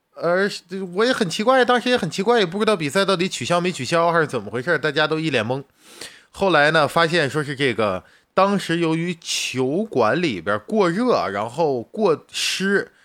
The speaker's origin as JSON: {"language": "Chinese", "country": "China", "said": "作为一个远在大洋彼岸的，我们作为中国人"}